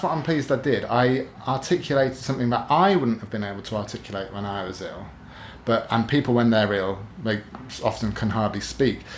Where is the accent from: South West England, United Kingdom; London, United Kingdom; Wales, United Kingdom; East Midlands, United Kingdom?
East Midlands, United Kingdom; Newark-on-Trent; My hometown of Newark-on-Trent, which rarely has any kind of literary events.